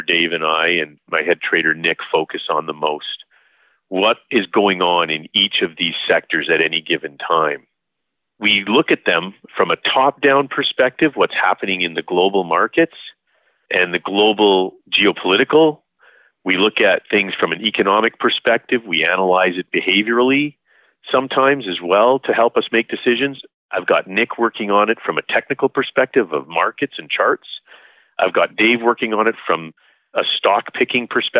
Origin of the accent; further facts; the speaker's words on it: Calgary, Alberta, Canada; I was born and raised here in Calgary